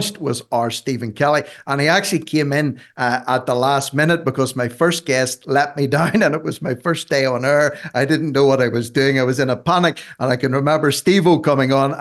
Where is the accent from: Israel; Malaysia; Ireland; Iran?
Ireland; I'm an Irishman.